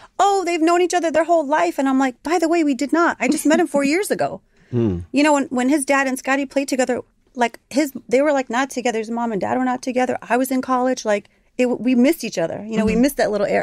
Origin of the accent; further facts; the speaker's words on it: Chicago, Illinois, United States; now in Miami, United States; I'm from Chicago